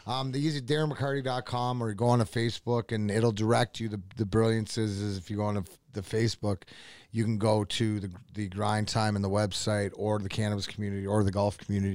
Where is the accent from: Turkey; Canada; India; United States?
Canada; Windsor, Ontario; also born or lived in Burnaby, British Columbia; I was raised since I was six months just, uh, outside, uh, Windsor